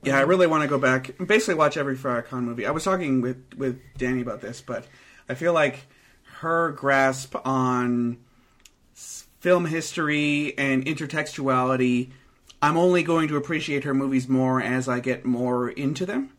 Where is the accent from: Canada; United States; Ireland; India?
Canada; being from Canada